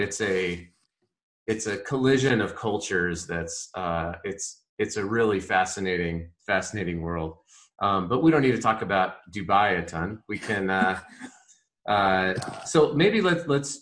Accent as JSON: {"language": "English", "region": "Colorado", "country": "United States", "tie": "born or raised there", "said": "I grew up in Colorado"}